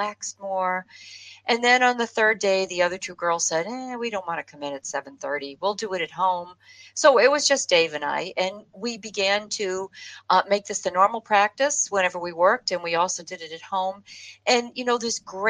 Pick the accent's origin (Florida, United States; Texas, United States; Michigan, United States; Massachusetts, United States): Massachusetts, United States; Boston; we're from Boston